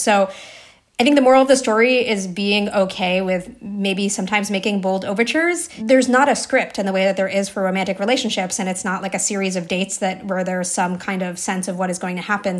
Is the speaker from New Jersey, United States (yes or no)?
yes; New Jersey, United States; I grew up in New Jersey